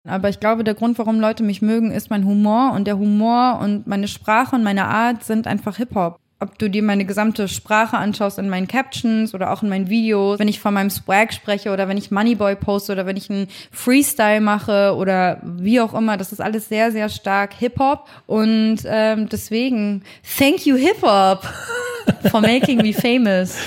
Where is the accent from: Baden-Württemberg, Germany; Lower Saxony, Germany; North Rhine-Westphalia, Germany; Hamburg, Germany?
Hamburg, Germany; ich bin jetzt nicht in Harlem groß geworden, sondern in hamburg langhorn